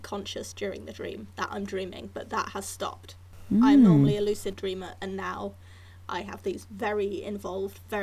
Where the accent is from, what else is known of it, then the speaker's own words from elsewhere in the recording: Hereford, West Midlands, United Kingdom; near where I grew up in Hereford